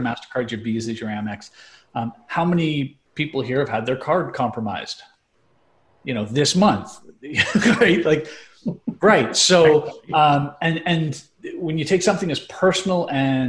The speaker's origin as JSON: {"language": "English", "country": "Canada", "tie": "born or raised there", "moved": "yes", "lives_now": "United States", "said": "being Canadian and growing up with Canadian banking system."}